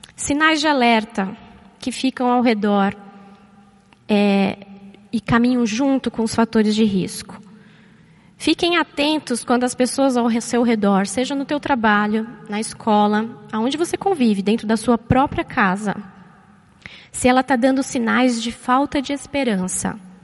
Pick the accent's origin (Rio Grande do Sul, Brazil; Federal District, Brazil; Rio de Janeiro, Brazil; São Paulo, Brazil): São Paulo, Brazil; moved away as an adult; also born or lived in Florianópolis; eu nasci e cresci aqui em São Paulo